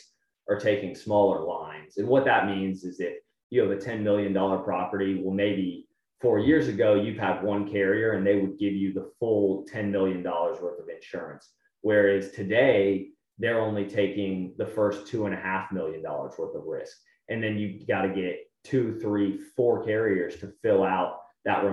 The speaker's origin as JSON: {"language": "English", "town": "San Antonio", "region": "Texas", "country": "United States", "also_born_or_lived": "Austin", "said": "I'm from San Antonio originally, went to UT Austin"}